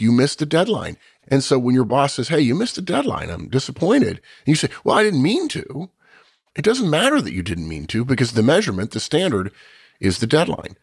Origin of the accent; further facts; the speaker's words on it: United States; I'm an American